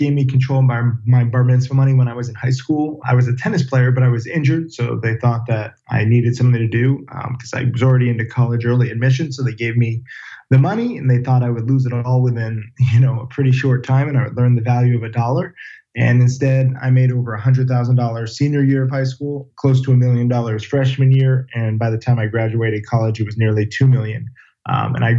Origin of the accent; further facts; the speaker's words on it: Orange, Connecticut, United States; Orange, Connecticut.